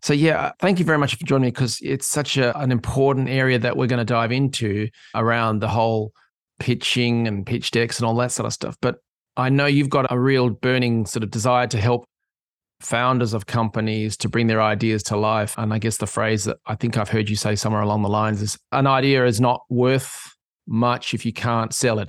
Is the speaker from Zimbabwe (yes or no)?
no; Australia; moved away; I'm an Aussie living in an island